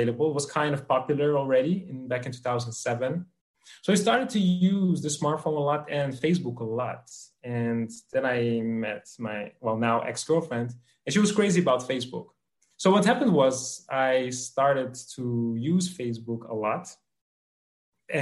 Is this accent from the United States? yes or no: no; Netherlands; I'm from the Netherlands